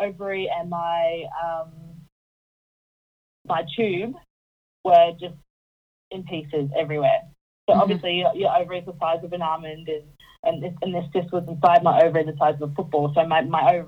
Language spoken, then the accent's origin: English; Townsville, Queensland, Australia; now in Puckapunyal, Australia; I'm originally from North Queensland, so I originally came from Townsville in North Queensland.